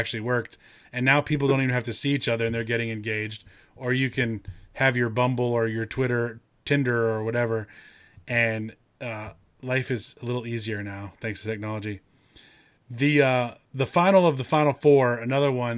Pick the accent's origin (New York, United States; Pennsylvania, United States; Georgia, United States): Georgia, United States; Acworth; the town I grew up in Ackworth, Georgia